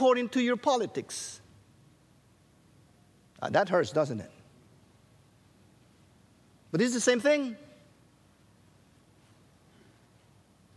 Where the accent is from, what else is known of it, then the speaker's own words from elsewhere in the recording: Guatemala; Rachel and I, we grew up in Guatemala